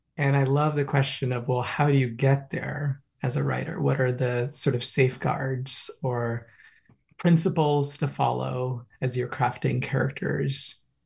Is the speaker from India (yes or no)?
yes; Kolkata, West Bengal, India; also born or lived in New York City; now in Hudson Valley, United States; growing up in India, in a middle class household